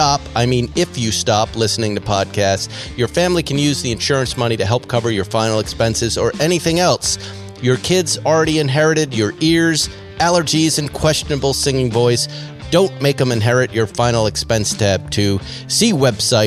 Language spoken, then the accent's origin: English; Boston, Massachusetts, United States; moved away; also born or lived in New York / Los Angeles; that's my hometown.